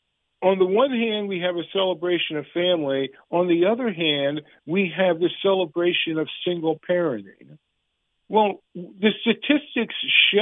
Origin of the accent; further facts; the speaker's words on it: United States; And this is my country. I'm not a color. I'm an American.